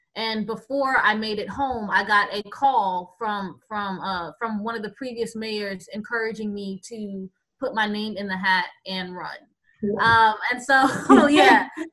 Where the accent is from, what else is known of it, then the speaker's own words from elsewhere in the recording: Tampa, Florida, United States; moved away as an adult; also born or lived in Boston / New York; now in Geronimo, United States; I am originally from Tampa, Florida